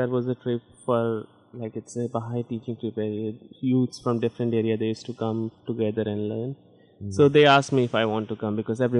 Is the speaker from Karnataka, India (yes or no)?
no; Chandigarh, India; first language Hindi; English is a second language; moved away as an adult; also born or lived in Pathankot, Punjab, India / Delhi, India; now in Amherst, United States; And in Chandigarh, yeah, that's my hometown, I guess I can say. Mm-hmm. Because I lived almost all of my life in Chandigarh. I did my schooling from Chandigarh, I did my university from Chandigarh.